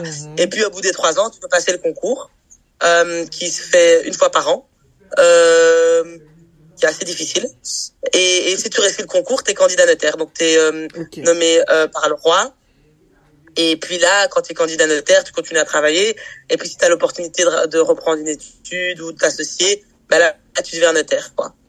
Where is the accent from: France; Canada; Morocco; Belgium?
Belgium; Brussels, Brussels-Capital Region; je suis née à Bruxelles, j'ai grandi à Bruxelles, j'ai étudié à Bruxelles